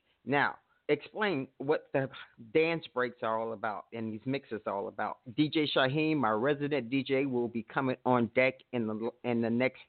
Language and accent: English; Chicago, Illinois, United States; I'm from Chicago.